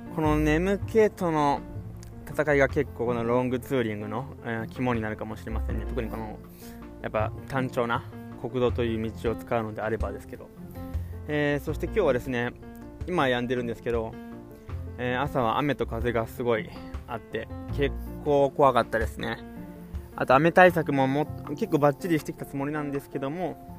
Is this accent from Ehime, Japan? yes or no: no; Kawasaki, Kanagawa, Japan; 僕のえー、地元の神奈川は特に川崎市の方なんかは雪なんて積もるのは2年に1回とか